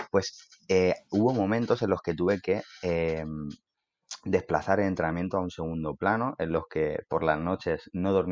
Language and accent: Spanish; Elche, Valencian Community, Spain; soy, de Elche